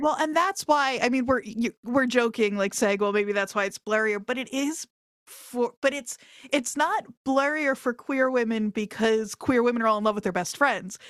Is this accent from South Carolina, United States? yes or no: no; New Jersey, United States; I'm from South Jersey, uh, Camden County, Burlington County